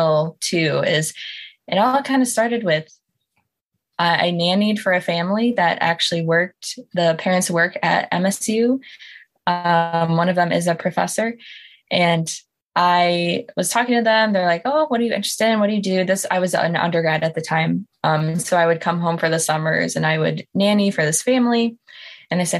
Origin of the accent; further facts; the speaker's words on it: Michigan, United States; also born or lived in Wisconsin; So I grew up in Michigan, and I just kind of jumped across the pond and did undergrad and then came right back here for grad school